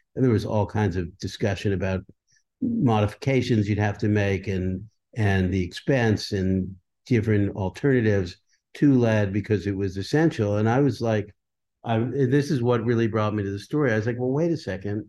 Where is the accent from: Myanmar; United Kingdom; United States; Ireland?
United States; Leonia, New Jersey; also born or lived in Brooklyn, New York; the town I grew up in, which, um, I was born in Brooklyn, New York, but I, I moved to a small town called Leonie, New Jersey